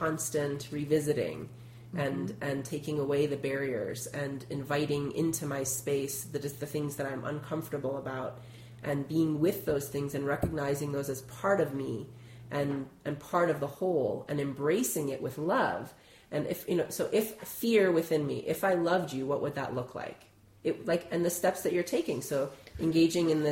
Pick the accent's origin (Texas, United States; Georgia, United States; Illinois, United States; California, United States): Illinois, United States; I'm from Illinois